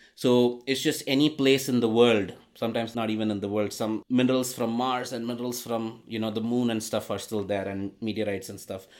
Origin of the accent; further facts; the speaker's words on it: India; moved away; growing up in India